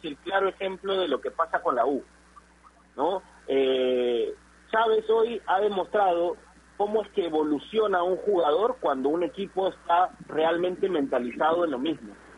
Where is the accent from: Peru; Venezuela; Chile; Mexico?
Peru; como peruanos